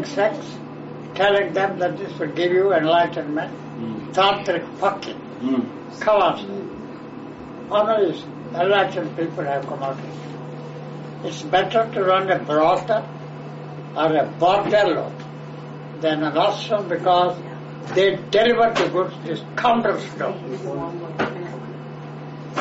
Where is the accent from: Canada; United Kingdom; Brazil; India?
India; I was born in India